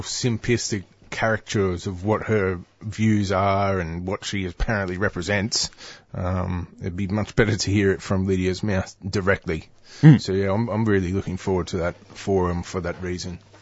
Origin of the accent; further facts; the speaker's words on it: Newcastle, New South Wales, Australia; now in Melbourne, Australia; I'm living in Melbourne these days, but I'm originally from Newcastle